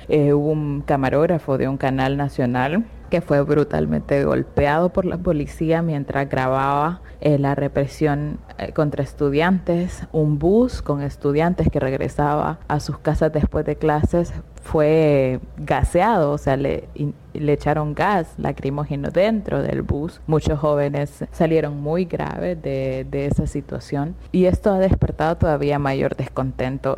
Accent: Honduras; soy periodista de Honduras

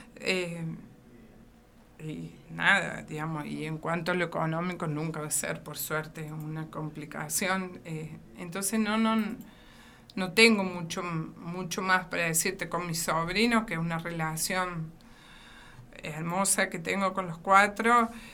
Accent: Río Cuarto, Córdoba, Argentina; also born or lived in Portugal; Nací aquí en la ciudad de Río Cuarto

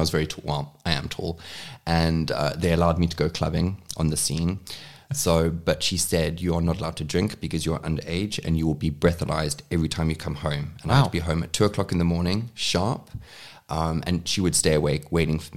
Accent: Cape Town, Western Cape, South Africa; my mom was the first one to actually move down to Cape Town, where I'm born and raised.

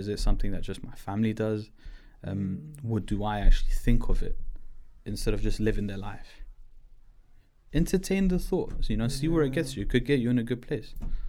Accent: Pakistan; we don't follow like a religion. We follow it more like, oh yeah, I'm Pakistani, yeah, I'm Muslim.

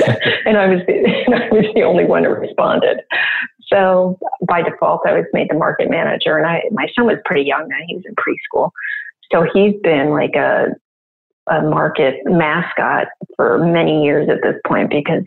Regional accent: New Jersey, United States; moved away as an adult; also born or lived in Chicago, Illinois; now in Riverside, United States; I grew up in New Jersey and moved here post-college

